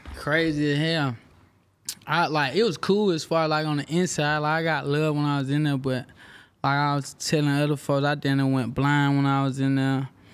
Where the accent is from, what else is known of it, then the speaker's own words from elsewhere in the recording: Houston, Texas, United States; I'm from Houston right down the road.